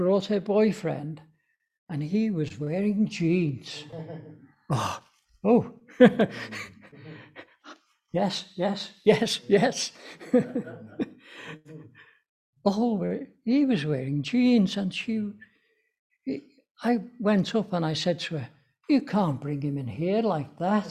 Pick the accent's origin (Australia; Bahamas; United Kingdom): United Kingdom; Liverpool, North West England; we've come down from Liverpool.